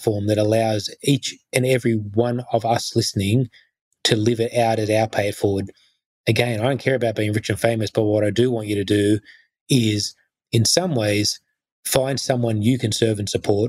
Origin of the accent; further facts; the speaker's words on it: Sydney, New South Wales, Australia; I then grew up, I guess, in the Sutherland Shire, the probably the whitest part of Australia you could ever grow up in the 80s